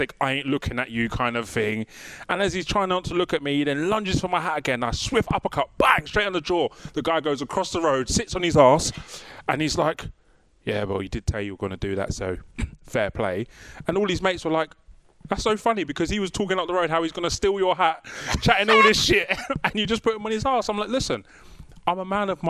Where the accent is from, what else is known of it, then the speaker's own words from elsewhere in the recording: London, United Kingdom; moved away as an adult; now in Norfolk, United Kingdom; as a Londoner